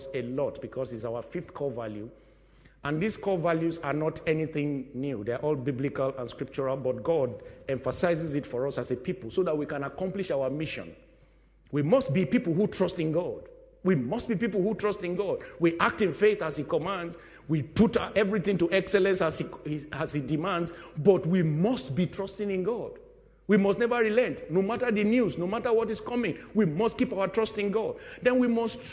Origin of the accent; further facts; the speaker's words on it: Nigeria; also born or lived in United Kingdom; I am a Nigerian citizen and I'm a British citizen